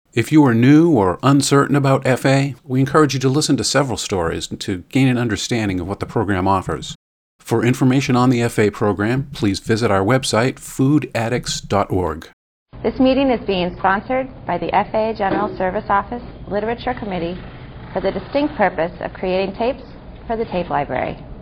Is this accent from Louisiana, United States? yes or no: no; Santa Monica, California, United States; I grew up in Los Angeles. I grew up in Santa Monica